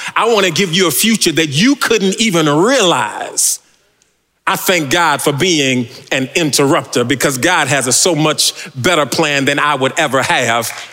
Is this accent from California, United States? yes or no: yes; California, United States; I'm from California.